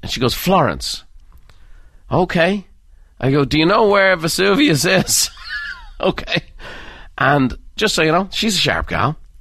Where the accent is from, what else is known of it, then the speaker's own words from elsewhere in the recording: Dublin, Leinster, Ireland; Dublin. And that's, uh, my hometown.